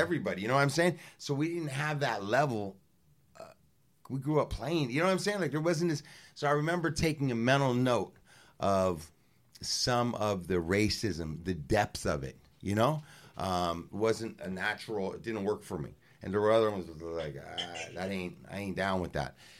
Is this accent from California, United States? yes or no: yes; Los Angeles, California, United States; me being from the west side